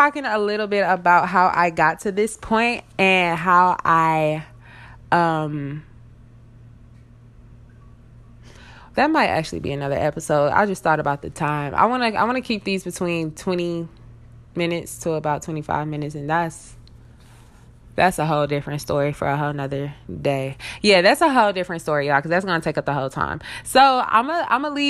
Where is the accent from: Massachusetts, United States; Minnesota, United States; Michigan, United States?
Michigan, United States; Detroit; also born or lived in Southfield, Michigan / Tennessee; I am from Detroit, Michigan. I live right outside of Detroit